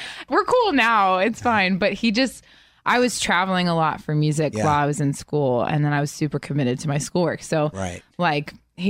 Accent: Atlanta, Georgia, United States; I am originally from Atlanta.

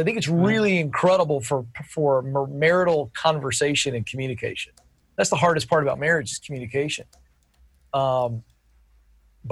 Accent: the South, United States; I'm born and raised in the South

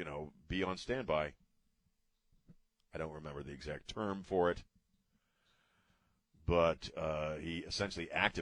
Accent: Baltimore, Maryland, United States; I grew up predominantly, I mean, we moved around a lot, but I grew up predominantly just outside of Baltimore, as you know.

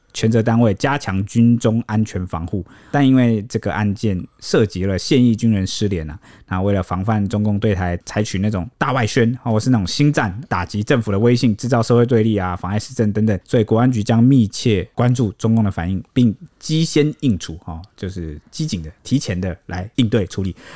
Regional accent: Taiwan; 我们台湾这边方面的人

